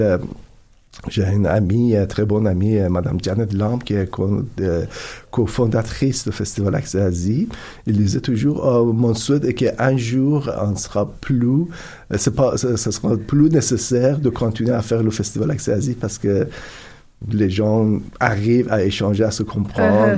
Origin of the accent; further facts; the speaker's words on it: Iran; French is a second language; moved away as an adult; also born or lived in Turkey / Italy; now in Canada; j'ai grandi en Iran